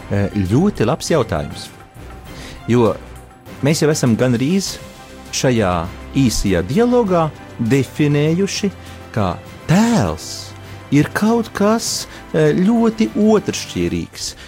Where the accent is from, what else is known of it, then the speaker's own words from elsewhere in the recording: Russia; Latvian is a second language; Piedodiet, es esmu krievs un nezinu tādu vārdu.